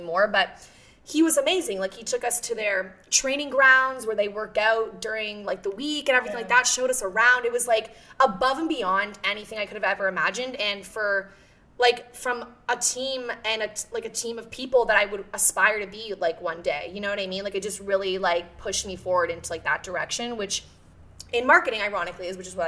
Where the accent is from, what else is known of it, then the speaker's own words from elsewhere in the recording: Oshawa, Ontario, Canada; moved away as an adult; now in Toronto, Canada; I come from Oshawa. So, like, when I moved downtown